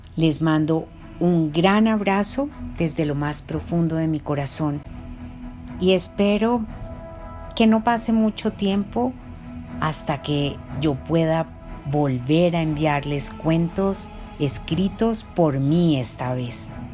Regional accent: Bogotá, Colombia; Yo soy una mujer colombiana que nació en Bogotá

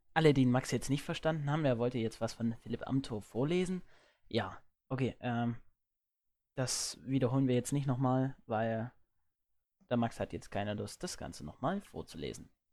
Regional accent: Erzgebirge, Saxony, Germany; bei uns im Erzgebirge

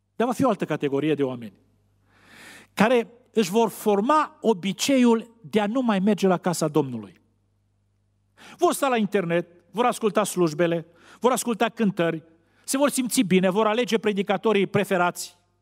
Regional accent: Romania; Noi românii

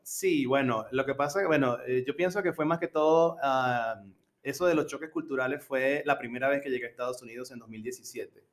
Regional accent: Coro, Falcón, Venezuela; accent: Venezuelan; moved away as an adult; also born or lived in Colombia / Pennsylvania / Rhode Island; now in United States; en Venezuela yo solía ser profesor de inglés en una universidad en, mi ciudad natal, Coro, Estado Falcón, Venezuela

